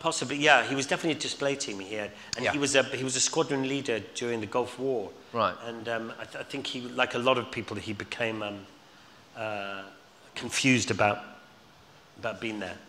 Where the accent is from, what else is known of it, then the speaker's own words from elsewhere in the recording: Scotland, United Kingdom; also born or lived in London, United Kingdom; now in Surrey Hills, United Kingdom; being Scottish